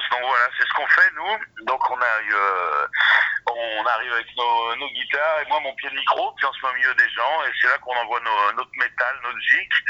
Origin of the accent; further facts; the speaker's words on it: Drôme, Auvergne-Rhône-Alpes, France; also born or lived in Ardèche; moi je suis de la Drôme et j'ai Rennes d'Ardèche, quoi, donc Drôme Ardèche, en gros autour de Valence, quoi.